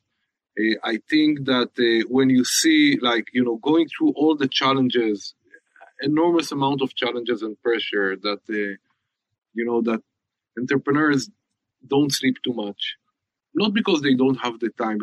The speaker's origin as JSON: {"language": "English", "town": "Haifa", "region": "Haifa District", "country": "Israel", "said": "I'm from Haifa"}